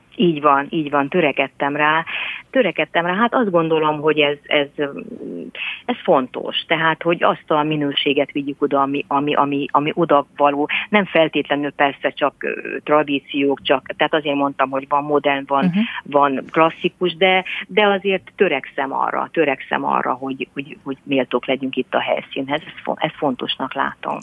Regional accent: Somogy, Hungary; jómagam is Somogyi vagyok

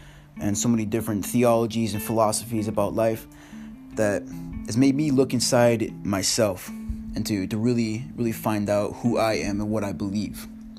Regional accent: Washington, United States; I'm from Washington State, and in the past year and a half, I've lived in Washington, I've lived in Texas, now I've lived in England

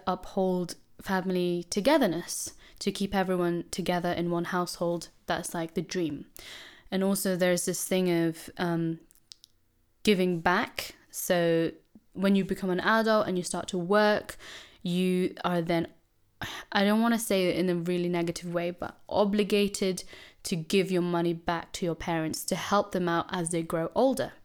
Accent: Philippines; I'm Filipino

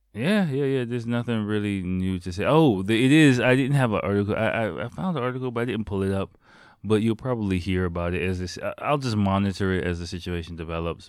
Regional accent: United States; now in Japan; I'm from America

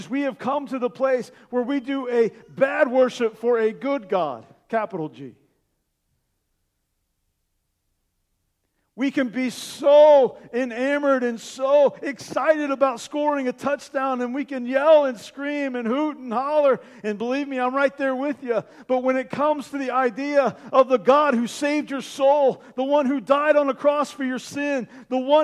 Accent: Indiana, United States; moved away as an adult; now in Columbus, United States; I'm from Indiana

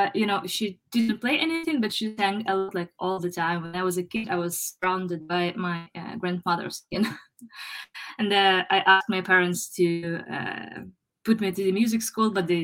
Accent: Eastern Ukraine, Donbas, Ukraine; English is a second language; moved away as an adult; also born or lived in Ireland; now in Kyiv, Ukraine; Originally, I'm from Eastern Ukraine, the part that you might know as Donbas. I grew up there, but I moved to Kyiv like 15 years ago

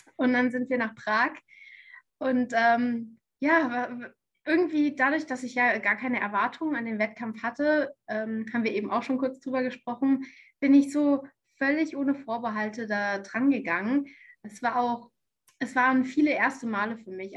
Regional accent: near Frankfurt, Hesse, Germany; moved away as an adult; also born or lived in Canada; now in Tübingen, Germany; ich komme ursprünglich aus Hessen, aus der Nähe von Frankfurt.

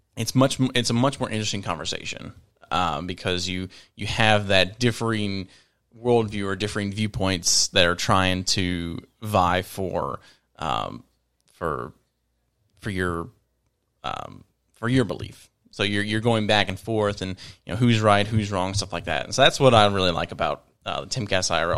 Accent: Virginia, United States; moved away as an adult; also born or lived in Northern Kentucky; now in Kentucky, United States; I'm originally from Virginia. Uh, moved up here in 2015

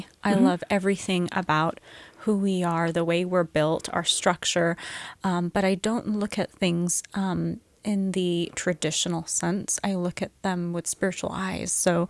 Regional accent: Middle East, Iran; also born or lived in England; No, I was born in England. Mm-hmm. But I lived in the Middle East for most of my life. Wow. And I am Persian. I am from the Middle East.

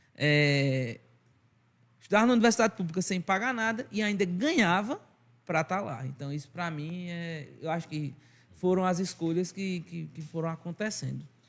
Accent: Arcoverde, Pernambuco, Brazil; accent: sotaque arrastado nordestino; Eu sou arco-verdense com muito orgulho, é uma cidade do interior, Portal do Sertão, pernambucano

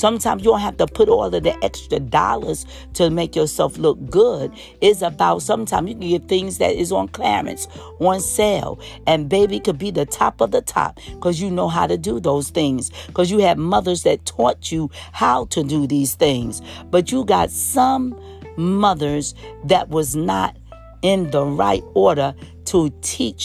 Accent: New York City, New York, United States; growing up in New York City

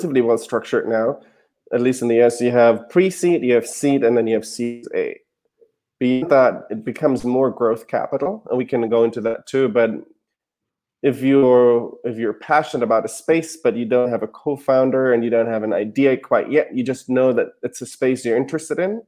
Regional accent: Germany; English is a second language; moved away as an adult; now in United States; So I'm from Germany originally. I moved to the US in 2011 to go to business school

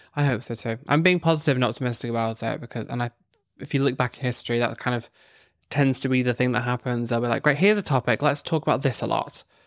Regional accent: Northern Ireland, United Kingdom; I grew up in Northern Ireland

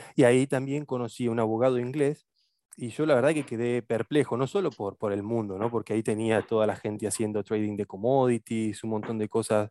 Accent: Rosario, Santa Fe, Argentina; moved away as an adult; also born or lived in Buenos Aires / Oxford; now in London, United Kingdom; Yo soy oriundo de Rosario

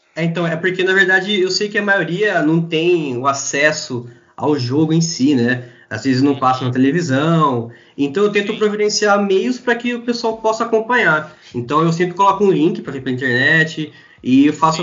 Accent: Araras, São Paulo, Brazil; also born or lived in Campinas; eu sou de Araras, interior de São Paulo, estudei um tempo em Campinas

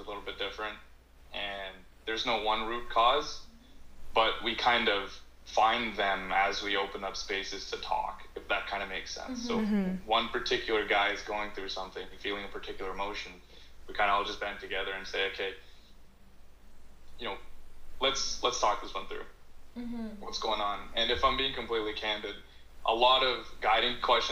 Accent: Canada; growing up in Canada

